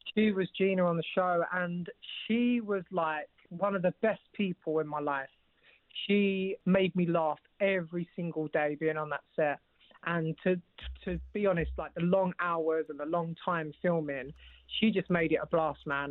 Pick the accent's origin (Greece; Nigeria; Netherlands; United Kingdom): United Kingdom; London; I'm actually from East London